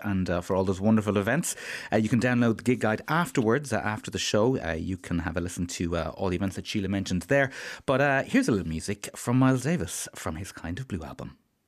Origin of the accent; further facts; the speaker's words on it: Limerick, Munster, Ireland; my hometown, to lovely Limerick.